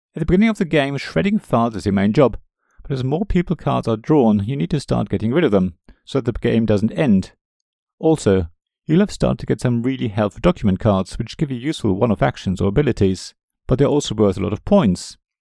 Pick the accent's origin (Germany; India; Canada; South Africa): Germany; West Germany; As a German growing up in the West